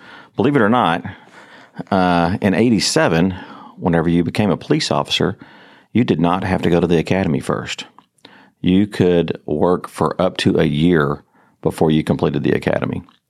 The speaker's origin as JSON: {"language": "English", "town": "Fort Worth", "region": "Texas", "country": "United States", "tie": "born or raised there", "also_born_or_lived": "Everman, Texas", "said": "I was born in Fort Worth, Texas."}